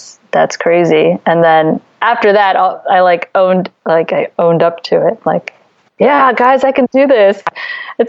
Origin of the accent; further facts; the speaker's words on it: D.C., Virginia, United States; moved away as an adult; also born or lived in Beijing, China / Philippines / Taiwan; now in Philippines / Taiwan; I grew up in near Washington, D.C.